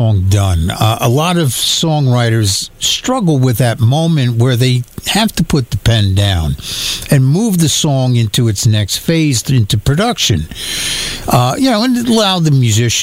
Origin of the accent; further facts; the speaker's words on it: New York, United States; I'm from New York